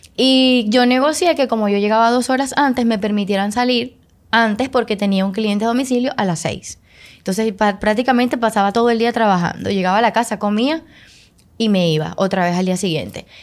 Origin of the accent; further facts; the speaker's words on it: Venezuela; moved away as an adult; now in Dominican Republic; soy venezolana. Eh, tengo algunos seis años viviendo acá en República Dominicana